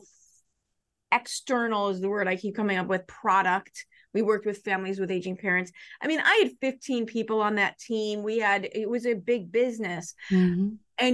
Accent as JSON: {"language": "English", "town": "Chicago", "region": "Illinois", "country": "United States", "tie": "born or raised there", "said": "I grew up in Chicago. I live in the suburbs."}